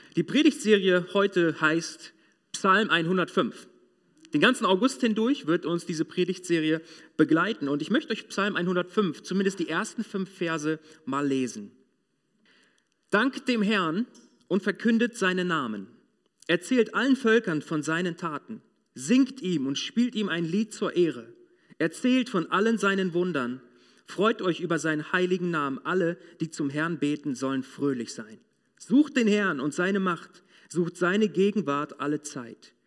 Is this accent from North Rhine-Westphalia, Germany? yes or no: no; Moringen, Lower Saxony, Germany; Ich war damals in einem mittelgroßen Industrieunternehmen bei uns in Moringen